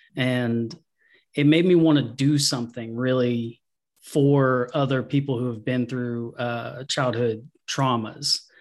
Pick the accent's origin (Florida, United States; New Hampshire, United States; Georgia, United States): Georgia, United States; also born or lived in Tucker, Georgia; I'm from Georgia. I was born in, uh, Tucker, Georgia, and then moved out to the country when I was about eight or nine. Uh, so I lived on a farm in a very small town.